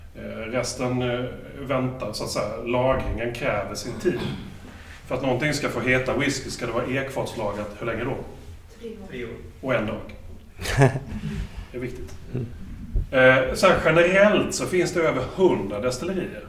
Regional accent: Småland, Sweden; Som smålänning

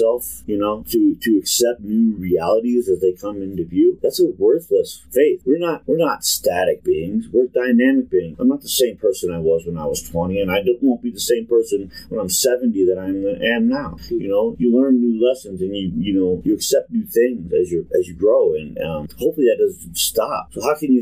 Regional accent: East Cleveland, Ohio, United States; I was born in East Cleveland

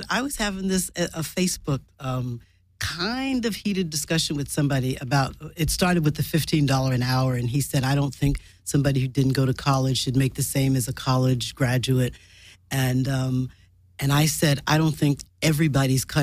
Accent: New York, United States; born there; the thought came upon me that I was born in Harlem Hospital

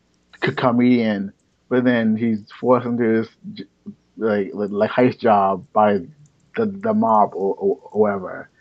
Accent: Baltimore, Maryland, United States; I am from Baltimore, Maryland

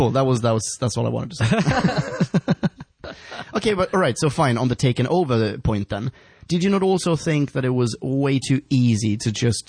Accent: Stockholm, Stockholm County, Sweden; moved away; I'm from Stockholm.

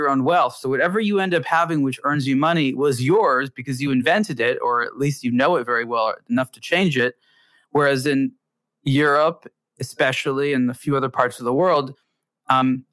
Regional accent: Los Angeles, California, United States; my hometown

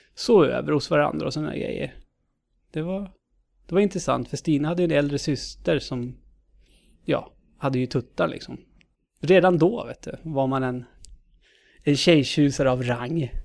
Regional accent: Knutby, Uppsala County, Sweden; Uppland eh, är jag född och uppvuxen i. Född Uppsala, uppvuxen i Knutby.

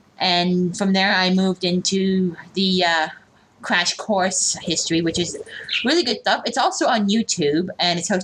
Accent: Canada; I'm a Canadian

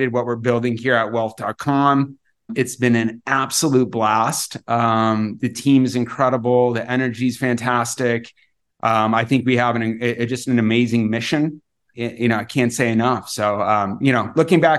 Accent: the Valley, Arizona, United States; also born or lived in Europe; I'm born and raised in the Valley. I'm a little bit of a desert rat here, still live in the Valley

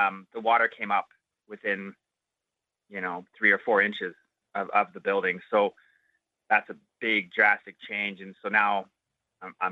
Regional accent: Ontario, Canada; now in Inuvik, Canada; I grew up in Ontario

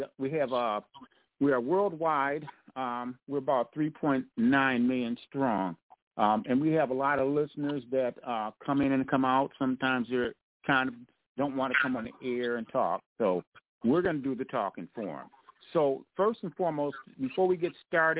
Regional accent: Grand Rapids, Michigan, United States; I'm from the big Rams. I'm from Central.

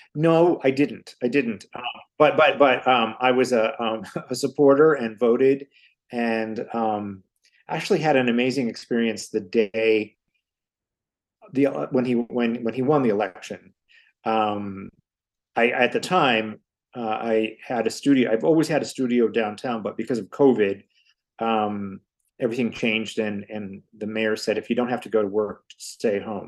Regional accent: Hammond, Indiana, United States; now in Chicago, United States; I grew up in Hammond, Indiana, where almost everyone in my family worked in the steel mills except me

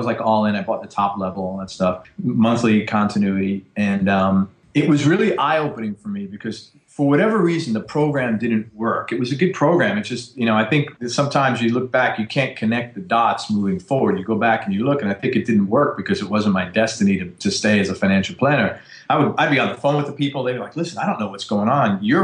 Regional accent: New York City, New York, United States; I grew up in the Bronx, in probably the worst area of the world you could live

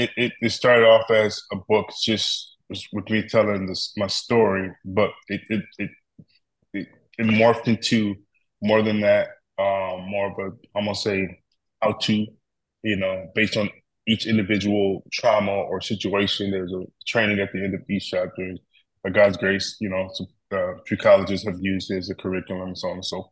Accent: Detroit, Michigan, United States; also born or lived in Grand Rapids; I always say I was born in Grand Rapids, became a man in Detroit, and lived all over the place.

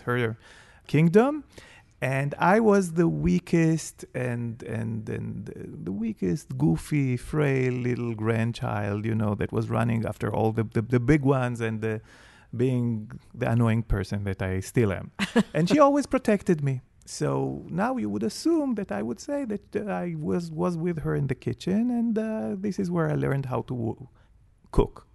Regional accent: Jerusalem, Jerusalem District, Israel; I grew up in Jerusalem

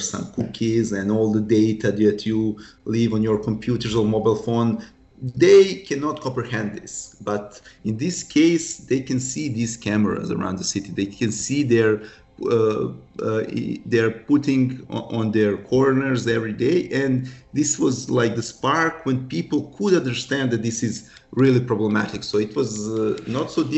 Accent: Serbia; we are from Serbia, non-EU country

